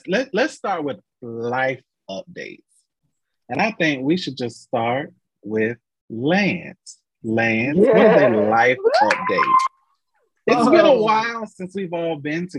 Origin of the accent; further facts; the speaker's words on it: Florida, United States; I'm from Florida.